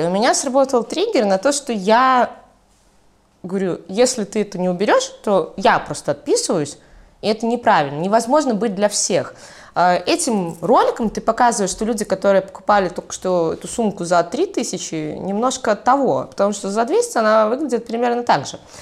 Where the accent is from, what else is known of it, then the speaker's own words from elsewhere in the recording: Mogilev, Mogilev Region, Belarus; also born or lived in Brest Region; Я родилась в Могилеве